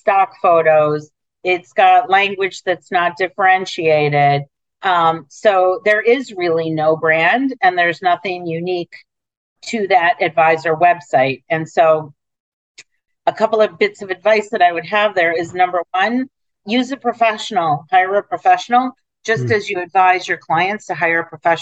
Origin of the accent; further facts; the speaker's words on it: Detroit, Michigan, United States; now in New York City, United States; I grew up in Detroit.